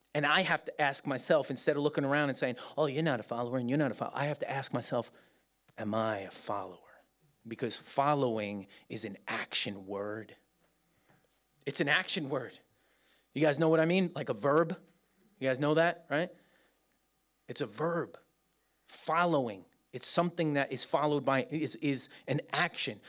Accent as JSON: {"language": "English", "region": "New York", "country": "United States", "moved": "as an adult", "lives_now": "Birmingham, United Kingdom", "said": "as a New Yorker"}